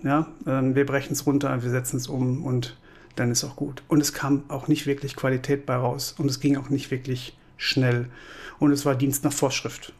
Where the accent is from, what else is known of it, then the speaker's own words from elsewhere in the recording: Kamp-Lintfort, North Rhine-Westphalia, Germany; now in Cologne, Germany; ich komme aus Kamp-Lindfort, das liegt so am linken Niederrhein, äh, Ecke Ruhrgebiet, lebe, liebe und arbeite aber seit 2003 in Köln